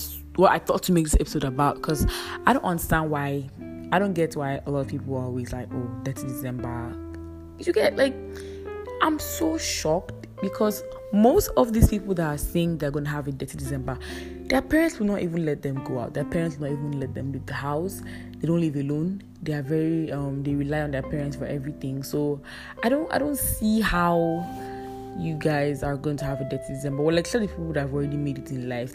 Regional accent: Edo, Nigeria; I'm staying in my village with my family. You know, I'm from Edo State

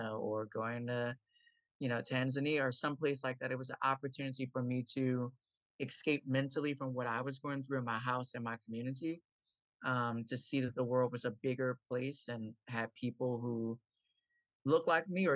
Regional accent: Baltimore, Maryland, United States; I am coming from Baltimore, Maryland, born, raised, and still live here

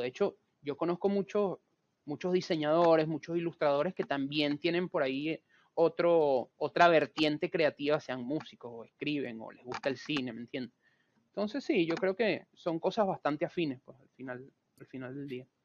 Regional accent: Venezuela; moved away as an adult; now in Buenos Aires, Argentina; yo soy venezolano, sin embargo tengo cinco años viviendo acá en Argentina, en Buenos Aires vivo

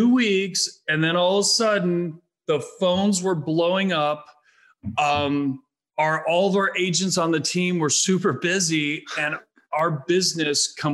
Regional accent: Midwest, United States; now in Arizona, United States; we're from the Midwest.

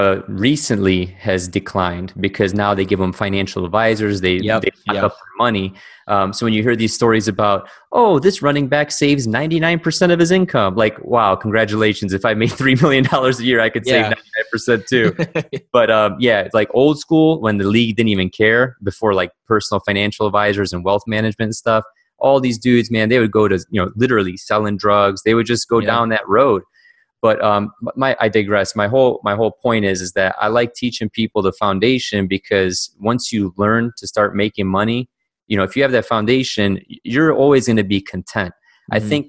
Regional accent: Cleveland, Ohio, United States; raised in Cleveland, Ohio

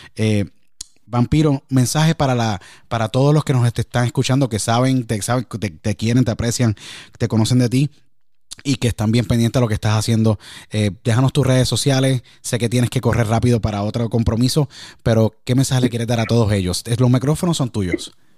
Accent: Puerto Rico; now in Pennsylvania, United States; Yo crecí en Puerto Rico, hoy día radico en el estado de Pensilvania, en el noreste de Estados Unidos.

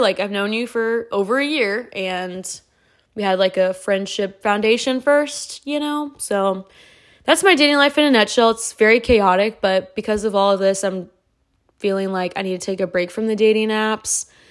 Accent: California, United States; moved away; my childhood's in California. I was raised there

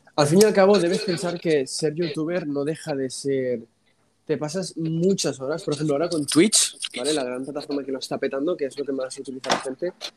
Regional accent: Spain; yo nací aquí en España

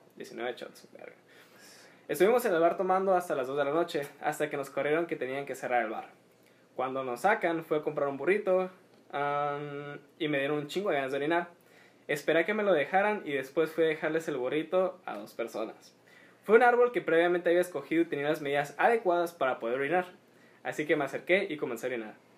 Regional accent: Mexico

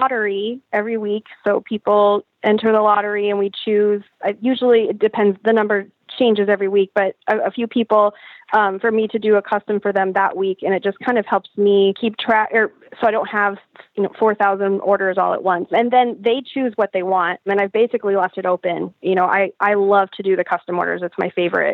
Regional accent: Sioux City, Iowa, United States; now in Omaha, United States; I'm originally from Sioux City, Iowa, right smack in the Midwest. But now I live in Omaha, Nebraska.

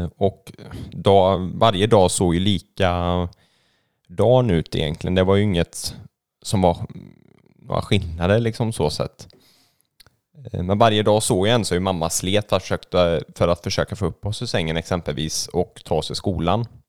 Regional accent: Gothenburg, Västra Götaland, Sweden; moved away; jag är ju född och uppvuxen i Göteborg

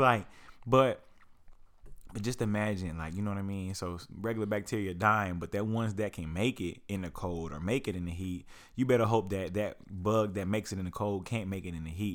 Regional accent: Lawton, Oklahoma, United States; I grew up in Lawton, Oklahoma

